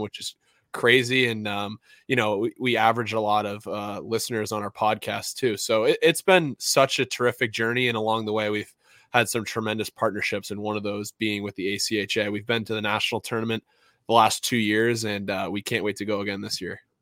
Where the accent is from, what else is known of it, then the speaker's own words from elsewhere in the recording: New England, United States; I was just like any other kid growing up in New England